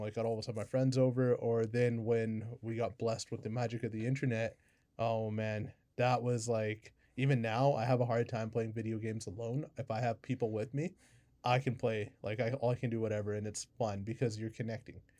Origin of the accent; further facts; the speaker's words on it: Kamloops, British Columbia, Canada; I'm from Kamloops